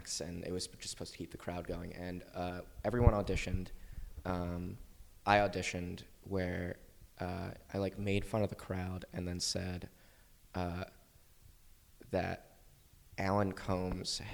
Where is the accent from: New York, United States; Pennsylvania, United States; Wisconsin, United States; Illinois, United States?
Pennsylvania, United States; Broomall; Marple Newtown Senior High School. It's outside of the city in Broomall, which is, like, the halfway point between here and Westchester